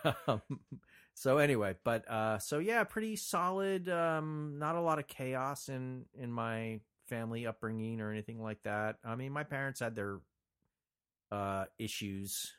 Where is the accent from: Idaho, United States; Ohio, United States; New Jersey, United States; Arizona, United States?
New Jersey, United States; Montclair; moved away as an adult; now in Los Angeles, United States; I was born and raised in New Jersey, lived in Los Angeles now for 35 years longer.